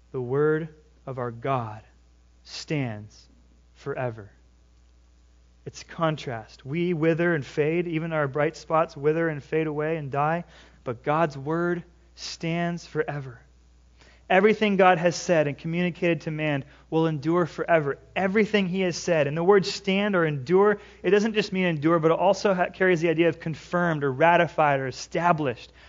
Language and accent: English; California, United States; now in Washington, United States; I live in Washington. What do you water your grass for? I came from California.